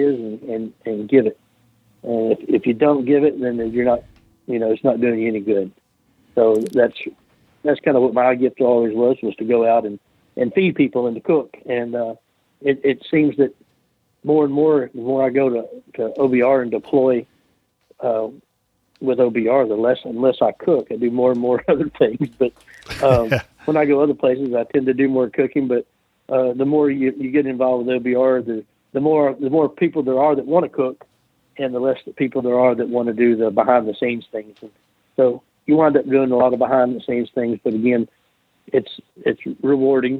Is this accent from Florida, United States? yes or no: no; Olive Branch, Mississippi, United States; my hometown